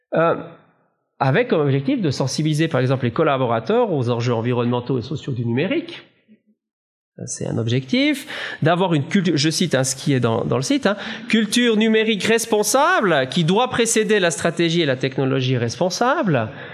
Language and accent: French; Valais, Switzerland; Moi, je suis valaisan